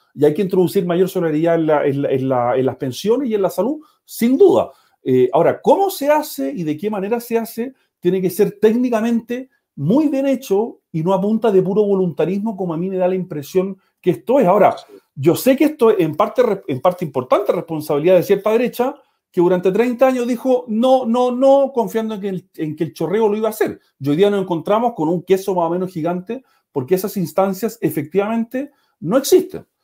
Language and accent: Spanish; Viña del Mar, Valparaíso, Chile; moved away